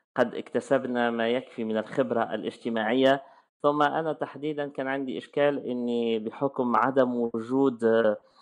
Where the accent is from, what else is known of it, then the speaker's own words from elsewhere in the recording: Tunis, Tunis Governorate, Tunisia; moved away as an adult; also born or lived in France; ولدت عام 1981 ولدت في تونس تونس آه، العاصمه